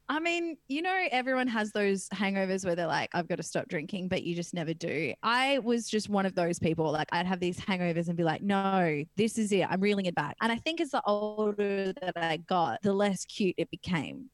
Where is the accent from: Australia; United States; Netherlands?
Australia; Perth, Western Australia; I come from Perth, WA, and in WA there's this little beach town called Wedge Island